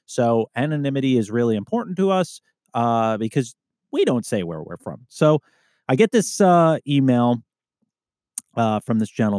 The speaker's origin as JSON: {"language": "English", "region": "Alaska", "country": "United States", "tie": "born or raised there", "said": "An opportunity opened up in my hometown in Alaska, and I jumped on it."}